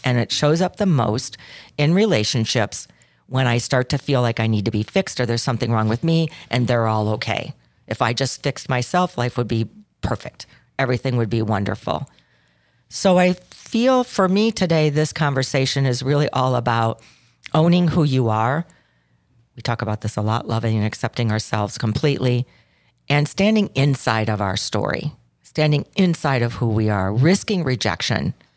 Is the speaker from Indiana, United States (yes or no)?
no; Chicago, Illinois, United States; I'm from Chicago